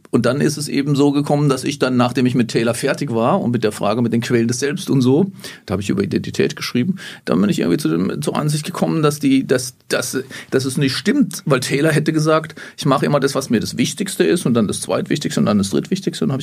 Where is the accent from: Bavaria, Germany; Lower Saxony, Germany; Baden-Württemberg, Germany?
Baden-Württemberg, Germany; Grafenhausen; also born or lived in Erfurt; now in Jena, Germany; Auch jetzt, äh, in, in Erfurt, aber ich stamme eigentlich aus dem Hochschwarzwald, ganz im Südwesten der Republik, im kleinen Dörfchen da, heißt Grafenhausen.